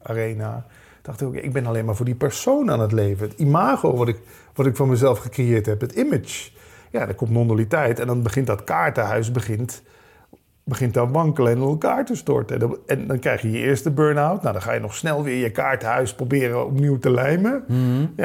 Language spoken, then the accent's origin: Dutch; Limburg, Netherlands; Kom, hè, we komen allebei uit Limburg.